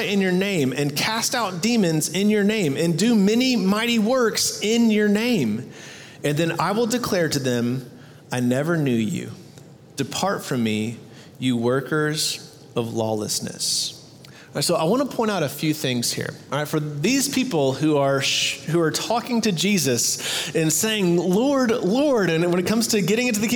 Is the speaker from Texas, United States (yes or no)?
yes; Texas, United States; "Where are you from?" And I was like, "Texas."